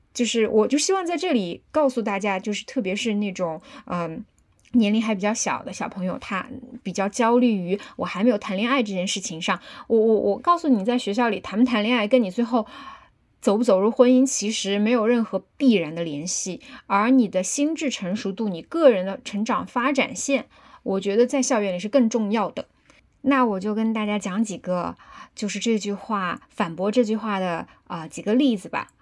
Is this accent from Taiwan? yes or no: no; Chengdu, Sichuan, China; 我的家乡成都